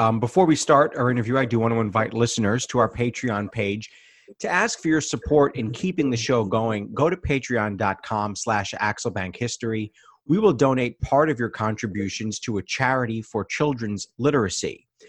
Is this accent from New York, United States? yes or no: yes; New York City, New York, United States; I am from Van Cortlandt Park, so I know Riverdale pretty well.